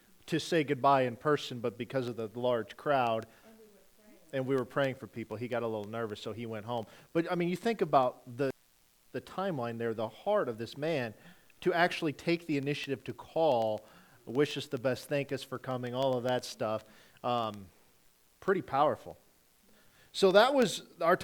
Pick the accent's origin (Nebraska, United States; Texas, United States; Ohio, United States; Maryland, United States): Nebraska, United States; moved away; I grew up in Nebraska